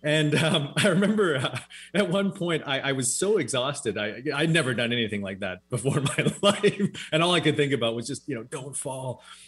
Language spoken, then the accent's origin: English; West Coast, United States; We grew up on the West Coast here, of course, surrounded by mountains.